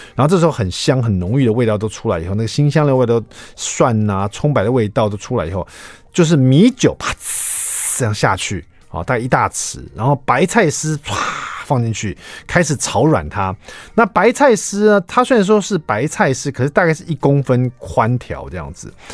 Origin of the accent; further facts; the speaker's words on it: Taiwan; 我们台湾人